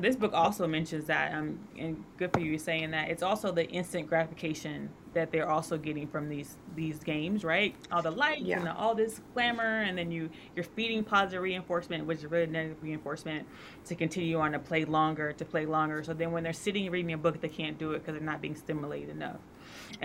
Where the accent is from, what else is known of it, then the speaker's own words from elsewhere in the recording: United States; Yeah, so I am American. However, my dad was military.